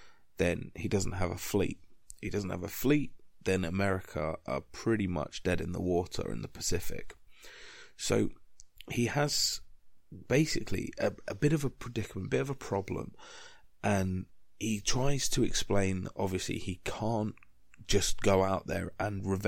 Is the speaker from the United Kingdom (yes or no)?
yes; United Kingdom; being British